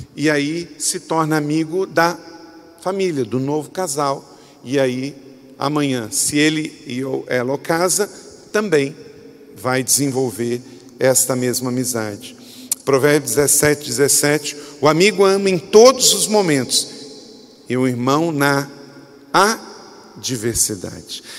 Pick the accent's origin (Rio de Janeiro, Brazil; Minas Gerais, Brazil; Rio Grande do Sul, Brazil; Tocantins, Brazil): Rio de Janeiro, Brazil; Macaé; moved away; Eu morava num lugar, quando eu era adolescente, gente, que ninguém tocava nada. Eu morava lá em Córrego do Ouro, quinto distrito de Macaé